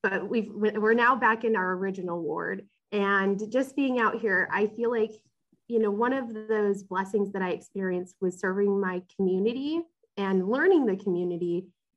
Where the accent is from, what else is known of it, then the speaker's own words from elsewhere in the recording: West Coast, United States; moved away as an adult; also born or lived in Rexburg, Idaho; now in North Carolina, United States; I'm from the West Coast.